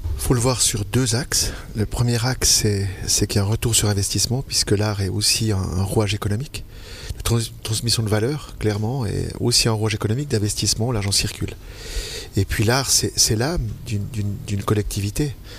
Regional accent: Vaud, Switzerland; je suis vaudois avant d'être suisse. Certes, j'ai un passeport suisse, mais, mais je suis vaudois dans l'âme

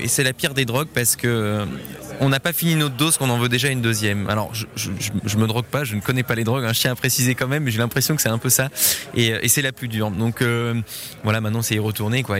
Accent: Geneva, Switzerland; moi je suis genevois

